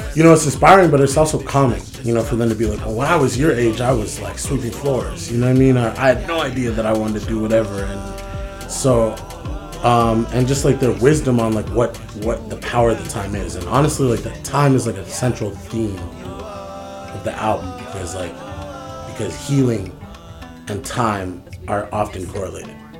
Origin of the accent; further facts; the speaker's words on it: San Francisco, California, United States; I'm from, I'm from San Francisco, California. I'm from Fillmore, Uptown.